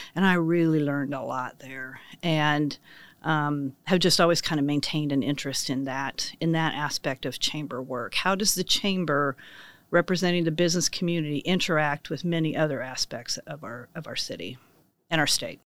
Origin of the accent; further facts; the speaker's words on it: Ingalls, Kansas, United States; now in Manhattan, United States; I grew up in Ingalls, Kansas, population two hundred eighty-five